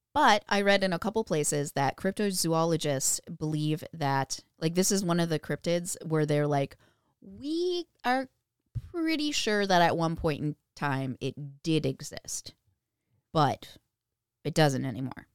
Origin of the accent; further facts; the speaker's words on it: Minnesota, United States; we're from Minnesota